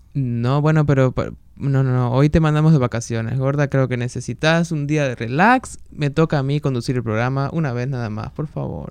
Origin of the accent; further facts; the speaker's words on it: Argentina; now in Washington, United States; Yo soy de argentina